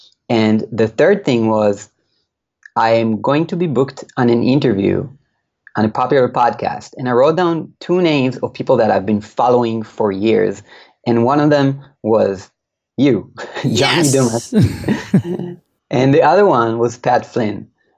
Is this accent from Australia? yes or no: no; Israel; this guy I've been listening to in my ears for years and I'm from Israel, the other side of the world.